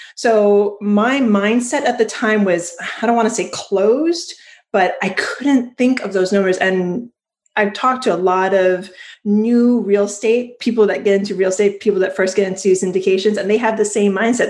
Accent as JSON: {"language": "English", "region": "Hawaii", "country": "United States", "tie": "born or raised there", "said": "I was born in Hawaii"}